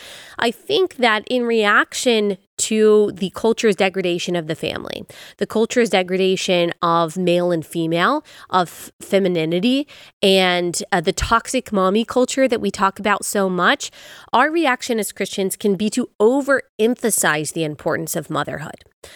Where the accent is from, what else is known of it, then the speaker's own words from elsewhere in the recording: the Bible Belt, United States; And so it was great growing up in the Bible Belt